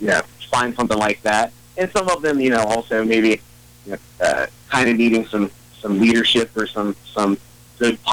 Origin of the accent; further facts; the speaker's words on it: Glouster, Ohio, United States; I'm born and raised in Gloucester, Ohio